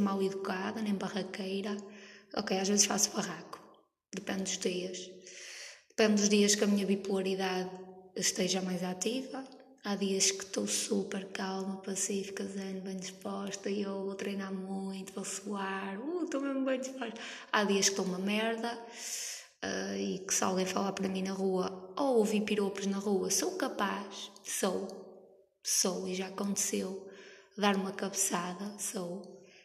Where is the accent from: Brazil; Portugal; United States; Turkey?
Portugal; Norte; eu sou nortenha. Estou ali naquela fronteira entre Gaia, Porto, Santa Maria da Feira